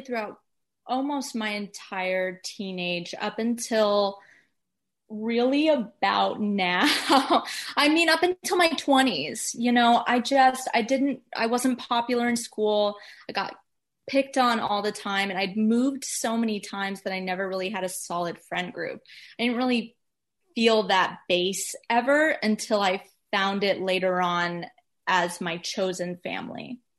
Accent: Atlanta, Georgia, United States; also born or lived in Florida / New York; now in Los Angeles, United States; I'm from Atlanta, Georgia

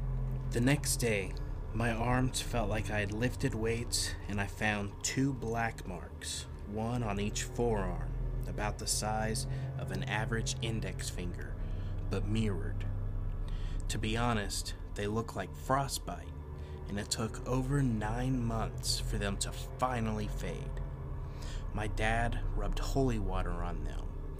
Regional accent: Ohio, United States; we had just moved into a new apartment in Bellevue, Ohio, very close to my hometown.

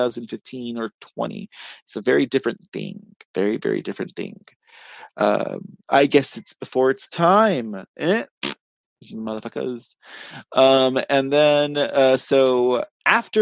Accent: Austin, Texas, United States; my hometown of Austin

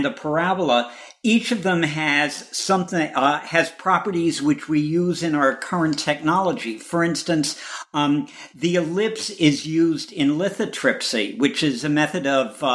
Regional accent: Chicago, Illinois, United States; I'm a Chicagoan

